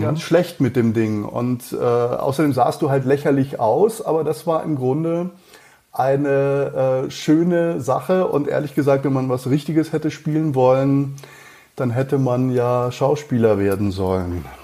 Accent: near Freiburg, Baden-Württemberg, Germany; born or raised there; moved away as an adult; also born or lived in Mannheim / Cologne; now in Munich, Germany

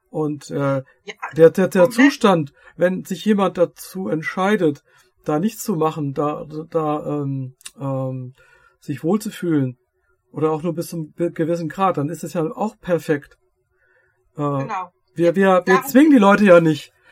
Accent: Lower Saxony, Germany; ich komme ja aus Dörfert, Niedersachsen. Äh, wir haben Niedersachsen, wir haben Hessen, wir haben Rheinland-Pfalz.

